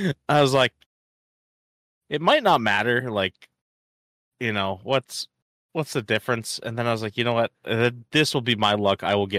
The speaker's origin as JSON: {"language": "English", "town": "Anchorage", "region": "Alaska", "country": "United States", "tie": "born or raised there", "said": "So I was born in Alaska."}